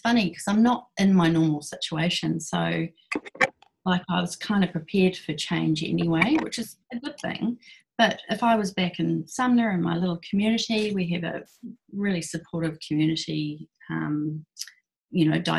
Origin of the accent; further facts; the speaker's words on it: Christchurch, Canterbury, New Zealand; also born or lived in Blenheim; old Christchurch people